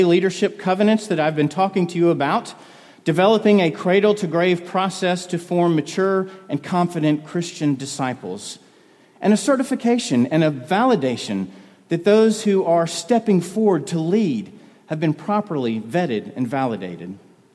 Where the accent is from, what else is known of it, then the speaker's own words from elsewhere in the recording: North Carolina, United States; people that I grew up in North Carolina